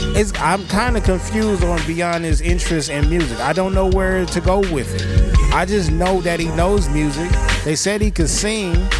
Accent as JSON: {"language": "English", "region": "West Coast", "country": "United States", "said": "I'm from the West Coast"}